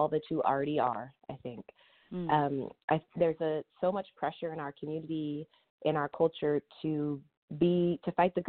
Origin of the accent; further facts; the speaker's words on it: Sacramento, California, United States; moved away as an adult; now in Oakland, United States; I'm originally from Sacramento area, which some will say is the Bay, but we know that it is not really. And I moved here in my 20s